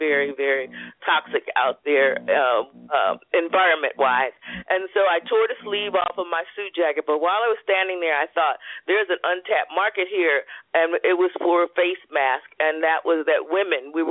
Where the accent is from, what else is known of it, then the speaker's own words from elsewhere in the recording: Philadelphia, Pennsylvania, United States; growing up in Philadelphia